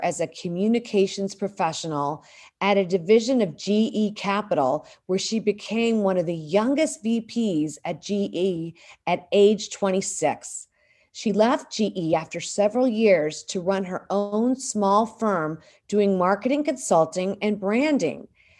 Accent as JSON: {"language": "English", "region": "the South", "country": "United States", "tie": "born or raised there", "said": "our background of growing up in the South."}